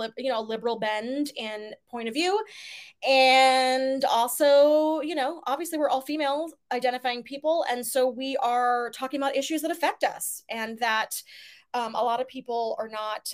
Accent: Virginia, United States; moved away; growing up in Virginia, visiting DC, going to Winchester

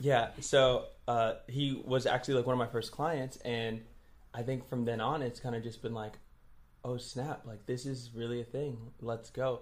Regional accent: New York City, New York, United States; moved away as an adult; now in Tulsa, United States; I'm from Brooklyn, New York

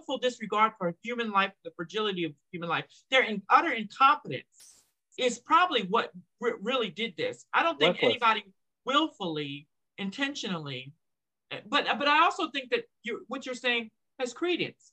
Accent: New Jersey, United States; I'm from Jersey

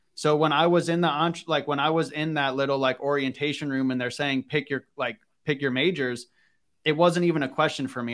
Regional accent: Northern Virginia, United States; I grew up in Northern Virginia

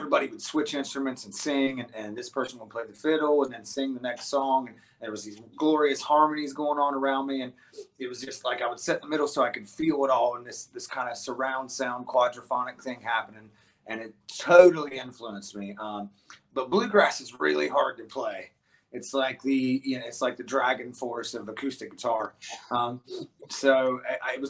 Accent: West Virginia, United States; now in Columbus, United States; I was born and raised in West Virginia

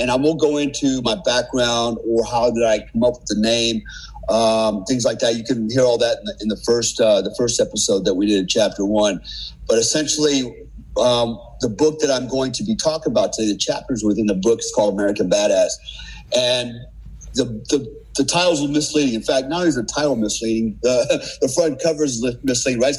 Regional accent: Germany; I spent most of my childhood and teenage years growing up in Germany, and in large part, I was raised by my family, my German family over there as well.

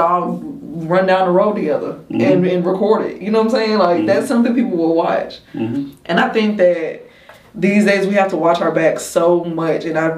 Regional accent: Macon, Georgia, United States; my hometown first. So mm-hmm. like Macon

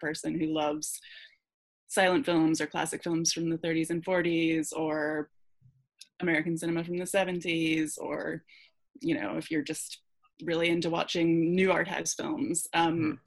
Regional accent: Scotland, United Kingdom; moved away; I grew up in Scotland

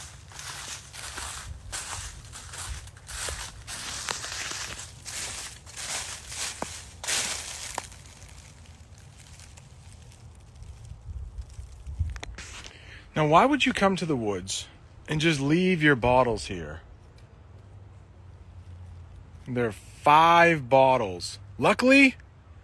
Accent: New England, United States; accent: New England; It's probably a New England accent. And I don't live that far from Canada, though.

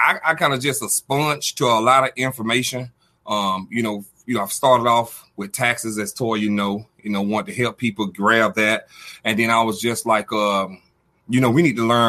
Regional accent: Albany, Georgia, United States; also born or lived in Dallas-Fort Worth, Texas; I'm stationed here from Georgia, you know, Albany, Georgia, southwest of Atlanta, the little A. And then I'm up here at the headquarters in Dallas-Fort Worth

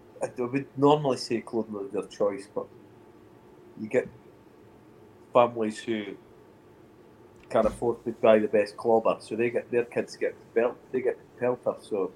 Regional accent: Scotland, United Kingdom; I'm from Scotland

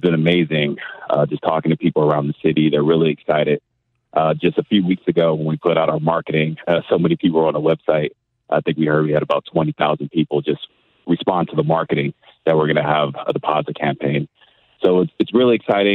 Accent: California, United States; also born or lived in Eastern New Mexico / Indiana / Miami, Florida; now in St. Louis, United States; I'm from California

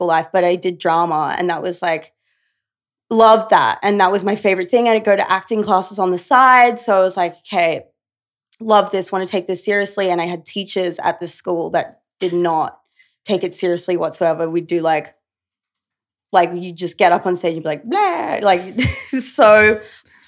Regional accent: Brisbane, Queensland, Australia; moved away as an adult; now in New York, United States; Grew up in Brizzy. Yeah. Little Brizzy. I'm such a Brisbane girl.

